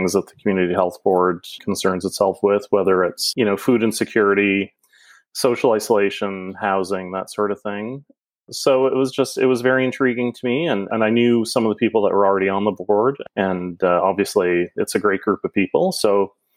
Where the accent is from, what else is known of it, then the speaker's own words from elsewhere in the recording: Wellington, Prince Edward Island, Canada; moved away as an adult; also born or lived in Halifax, Nova Scotia; now in Nova Scotia, Canada; Originally, I come from PEI, a little small village called Wellington. I grew up there and spent most of my early years there